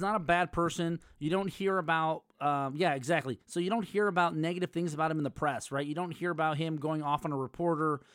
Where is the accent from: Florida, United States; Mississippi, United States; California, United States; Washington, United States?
California, United States; Los Angeles; I'm from the San Fernando Valley